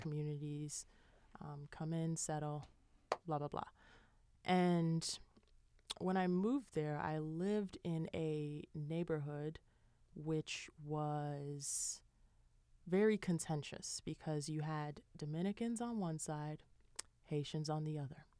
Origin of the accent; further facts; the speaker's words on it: Chicago, Illinois, United States; now in Boston, United States; I'm from Chicago